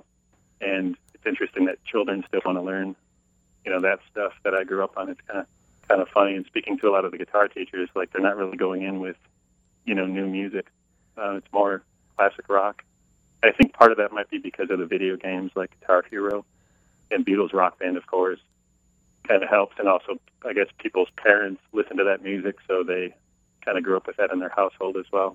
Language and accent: English; Wisconsin, United States; now in Ohio, United States; I grew up in Wisconsin